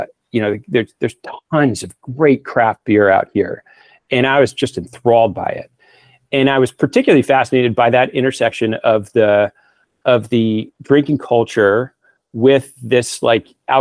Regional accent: Northeast, United States; moved away as an adult; also born or lived in New York; now in Northern California, United States; I come from the Northeast

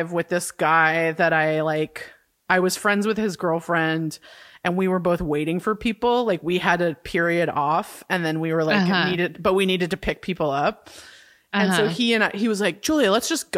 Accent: California, United States; we're from California

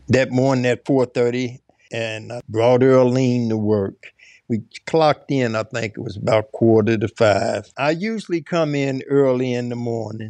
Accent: Cincinnati, Ohio, United States; I was born in Cincinnati, Ohio. I grew up downtown in West End. I went to Catholic school. My parents now moved to the suburbs in the later years.

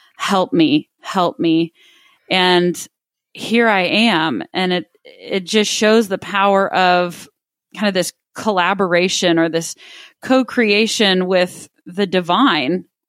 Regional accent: Midland, Texas, United States; also born or lived in Austin, Texas; growing up in Midland, Texas, where I, I was born and raised, lived there until I was seventeen years old

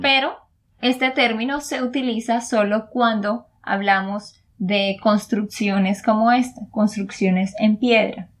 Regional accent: Santander, Colombia; de Santander, Colombia

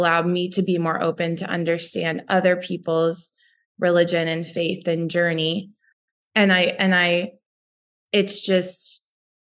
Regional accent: Western New York, United States; I grew up in Western New York, where 50% of my high school was Italian.

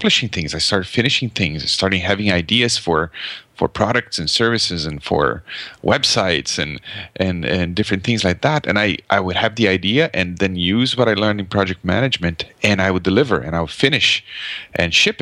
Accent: Brazil; English is a second language; moved away as an adult; now in Canada; So I live in Canada, but I grew up in Brazil, actually. So I'm speaking a foreign language right now

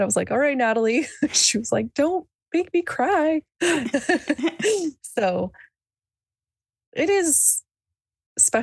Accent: Boise, Idaho, United States; I was born and raised in Boise, Idaho, which is where I'm still

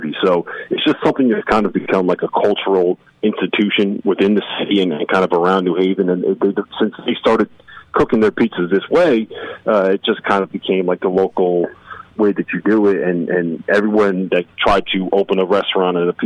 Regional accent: New Haven, Connecticut, United States; I grew up in Connecticut, so I grew up a big UConn fan.

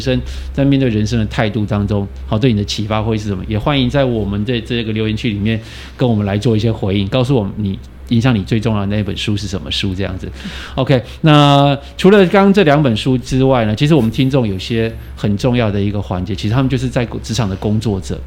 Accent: Taiwan; 我们台湾人

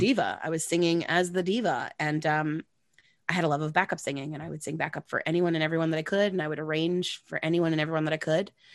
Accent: Long Island, New York, United States; growing up on Long Island

